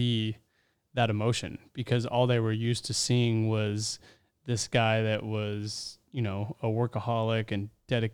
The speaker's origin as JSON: {"language": "English", "region": "Southern California", "country": "United States", "tie": "born or raised there", "said": "Growing up in Southern California"}